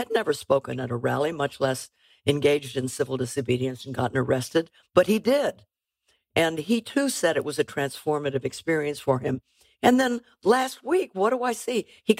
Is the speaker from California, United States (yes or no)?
yes; California, United States; Well, on a very personal level, I grew up in California. I was born in 1937.